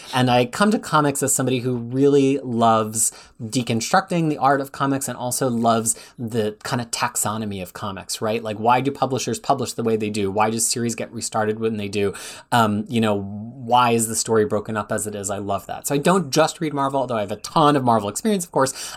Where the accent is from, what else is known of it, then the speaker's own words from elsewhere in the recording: Philadelphia, Pennsylvania, United States; moved away as an adult; now in Wellington, New Zealand; I moved from Philadelphia, where Freya is now, where I lived my entire life, to Wellington, New Zealand in twenty seventeen